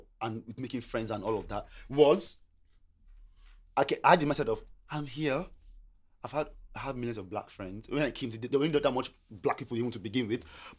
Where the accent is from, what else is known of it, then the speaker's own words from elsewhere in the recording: Nigeria; English is a second language; moved away as an adult; now in Australia; I came from Nigeria, yeah? And one of the reasons I came to Australia, this might sound stupid to people, right? My cousin was here.